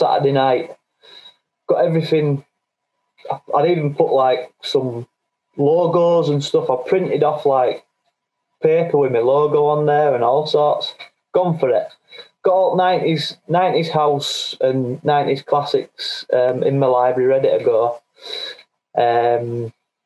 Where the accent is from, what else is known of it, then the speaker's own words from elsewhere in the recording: Bradford, Yorkshire and the Humber, United Kingdom; accent: Yorkshire; now in Halifax, United Kingdom; But I am from Bradford originally